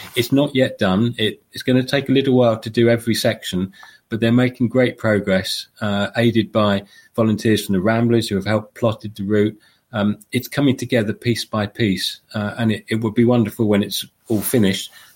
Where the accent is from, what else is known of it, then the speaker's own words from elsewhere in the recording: London, United Kingdom; I'm originally from London the southeast